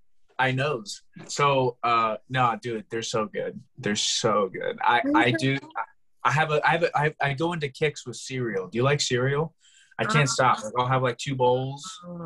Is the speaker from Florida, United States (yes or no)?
yes; Florida, United States; I'm from Florida.